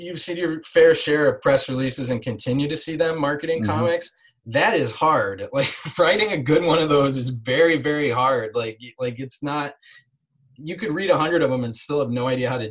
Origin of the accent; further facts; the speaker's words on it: Midwest, United States; I'm from the Midwest